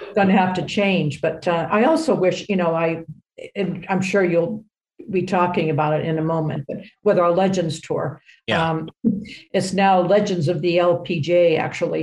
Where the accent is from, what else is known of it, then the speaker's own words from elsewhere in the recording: New Hampshire, United States; good young player growing up in New Hampshire